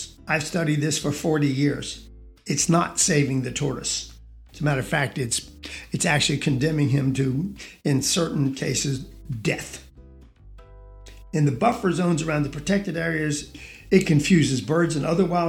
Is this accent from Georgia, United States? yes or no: yes; Georgia, United States; now in Tennessee, United States; Georgia, my home state